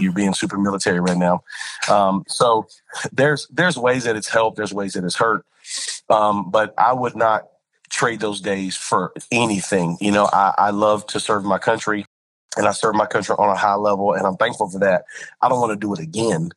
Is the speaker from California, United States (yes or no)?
no; Spring Lake, North Carolina, United States; also born or lived in Lumberton, North Carolina; I was raised in a little small town called Spring Lake, and it's right outside of Fort Bragg area